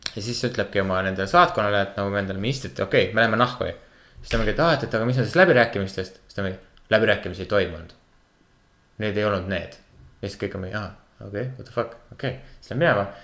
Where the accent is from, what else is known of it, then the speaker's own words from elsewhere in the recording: Kuressaare, Saare County, Estonia; ma olen Kuressaarest pärit